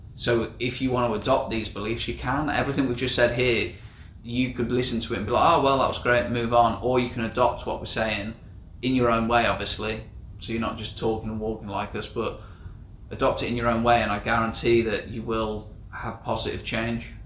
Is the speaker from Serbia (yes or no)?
no; England, United Kingdom; moved away as an adult; now in Southeast Asia; I'm 24, I'm from England.